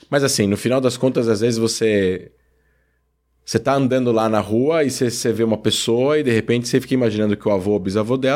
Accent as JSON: {"language": "Portuguese", "country": "Brazil", "said": "Eu sou brasileiro."}